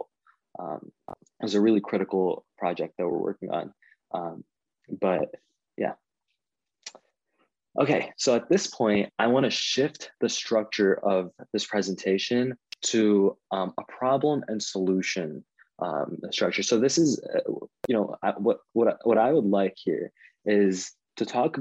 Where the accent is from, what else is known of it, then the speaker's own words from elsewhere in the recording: Canton, Michigan, United States; If you live in Canton, Michigan, which is kind of at the border of Wayne County and Washtenaw County, that's where I grew up